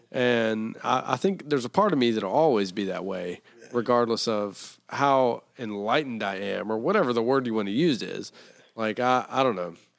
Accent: Taylorsville, North Carolina, United States; I'm from Taylorsville, North Carolina.

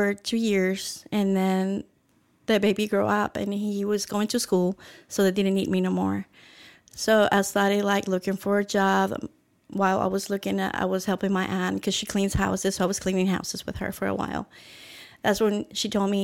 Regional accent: El Salvador; moved away as an adult; also born or lived in Los Angeles; now in Houston, United States; I was born in El Salvador July 5th. 1977, and I came to Los Angeles when I was 18

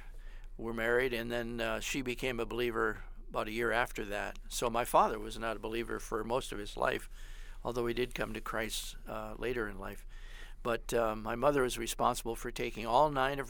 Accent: Grand Rapids, Michigan, United States; also born or lived in Wayland, Michigan; I was born and raised outside of Grand Rapids, Michigan

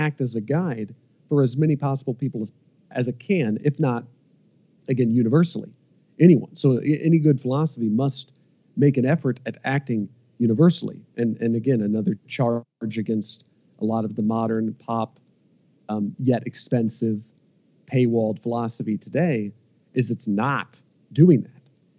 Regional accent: Midwest, United States; you know, we're both from the Midwest. Like we're both Americans from the Midwest who are INTJs and who have philosophy-inspired podcasts.

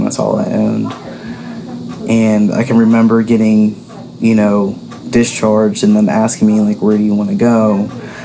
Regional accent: Pittsburgh, Pennsylvania, United States; I'm from the Pittsburgh area, born and raised

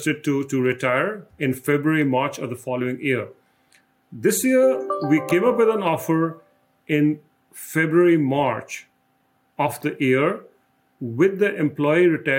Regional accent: India; now in Des Moines, United States; Growing up in India, my father always provided a lot of emphasis on education

